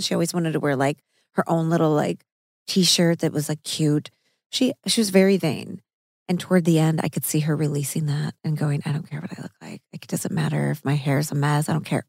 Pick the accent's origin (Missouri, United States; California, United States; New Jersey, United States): Missouri, United States; I'm from Missouri